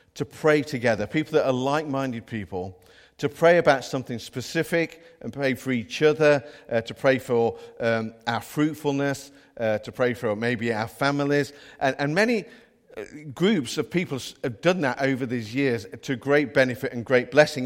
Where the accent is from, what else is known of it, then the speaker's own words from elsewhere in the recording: Midlands, United Kingdom; now in North East England; we haven't got Geordie accents, by the way. We're from the Midlands